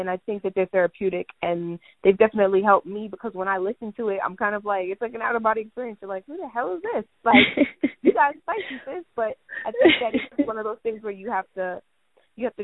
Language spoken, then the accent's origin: English; Jamaica; I'm Jamaican